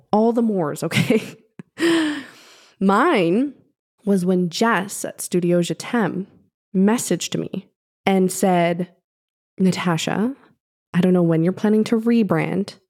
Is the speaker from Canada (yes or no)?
yes; Canada; I'm Canadian